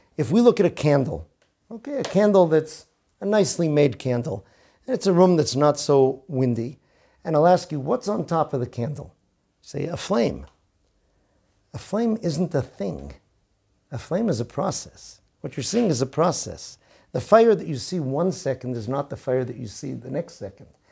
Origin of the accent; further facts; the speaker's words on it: Boston, Massachusetts, United States; I grew up in Boston in the nineteen seventies